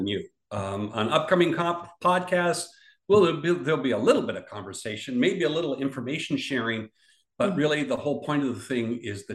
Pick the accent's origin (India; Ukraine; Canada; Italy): Canada; We Canadians